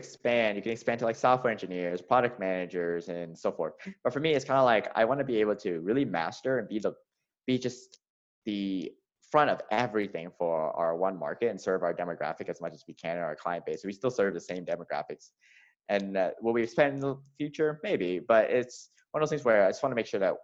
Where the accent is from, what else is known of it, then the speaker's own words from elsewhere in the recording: Atlanta, Georgia, United States; I grew up in the American South. So I grew up in Atlanta.